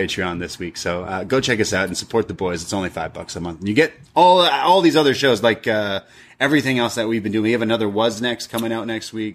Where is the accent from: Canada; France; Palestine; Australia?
Canada; I, as a Canadian traveling